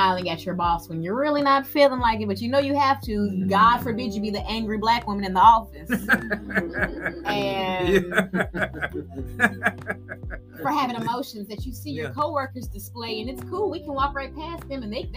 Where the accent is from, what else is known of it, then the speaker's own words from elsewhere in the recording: Mount Juliet, Tennessee, United States; I'm from Mount Juliet, Tennessee